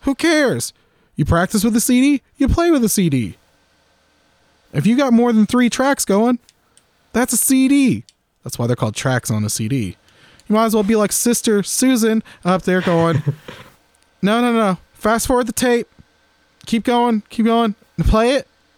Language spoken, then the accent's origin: English; Florida, United States; moved away; I'm originally from Florida